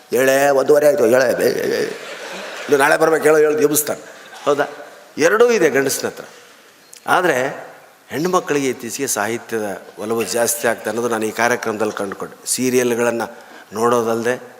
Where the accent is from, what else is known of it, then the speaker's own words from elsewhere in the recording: North Karnataka, India; now in Bangalore, India; ಬೆಂಗಳೂರು ಅರ್ಧ ನಮ್ಮ ಉತ್ತರ ಕರ್ನಾಟಕನೇ ನಾವಿರೋ ಏರಿಯಾ ಅಂತೂ ಬರೀ ಉತ್ತರ ಕರ್ನಾಟಕದವರೇ